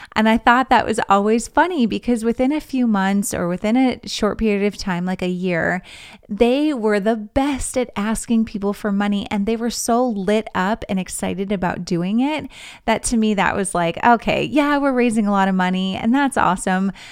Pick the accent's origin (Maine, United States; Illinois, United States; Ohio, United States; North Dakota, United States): North Dakota, United States; Grand Forks; moved away as an adult; also born or lived in Missouri; my hometown in Grand Forks, North Dakota